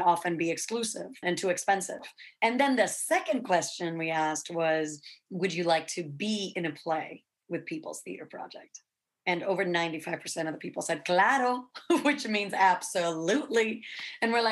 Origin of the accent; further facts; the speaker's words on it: Santo Domingo, Distrito Nacional, Dominican Republic; moved away as an adult; now in New York, United States; I was born and raised in Dominican Republic in Santo Domingo, and I came to New York on a scholarship to study theater and literature